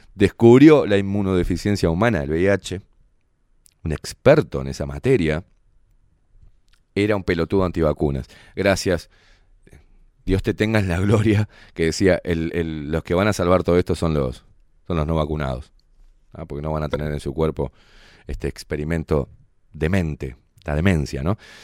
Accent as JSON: {"language": "Spanish", "country": "Uruguay", "said": "como buenos uruguayos"}